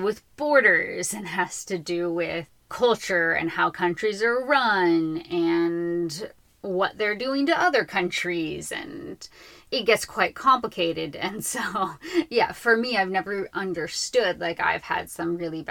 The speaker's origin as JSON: {"language": "English", "town": "Los Angeles", "region": "California", "country": "United States", "tie": "born or raised there", "said": "growing up in Los Angeles"}